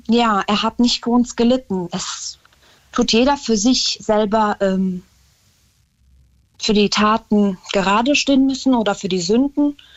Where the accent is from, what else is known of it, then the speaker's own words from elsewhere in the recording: Germany; bin deutsche Staatsbürgerin und da sage ich auch, also ich sehe mich als Deutsche mit ähm, dem Islam als Religion